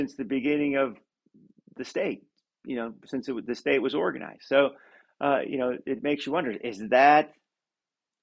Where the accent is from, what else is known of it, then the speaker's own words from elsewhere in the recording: Pennsylvania, United States; Pennsylvania, for instance, you know, my home state